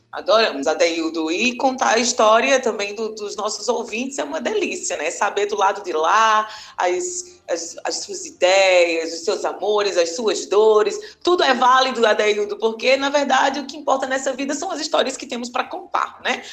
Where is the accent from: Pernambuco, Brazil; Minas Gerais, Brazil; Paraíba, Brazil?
Paraíba, Brazil; a gente é daqui da Paraíba e eu adoro fazer essas paraibadas